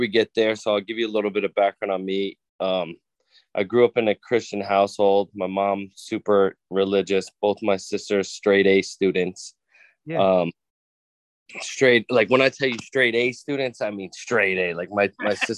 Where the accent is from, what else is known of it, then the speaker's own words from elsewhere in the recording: Mine Hill, New Jersey, United States; also born or lived in Livingston, New Jersey; I was born and raised in a small town called Mine Hill, New Jersey.